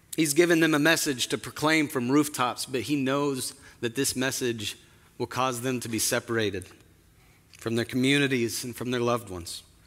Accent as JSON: {"language": "English", "town": "Spokane", "region": "Washington", "country": "United States", "tie": "born or raised there", "moved": "yes", "said": "my hometown of Spokane"}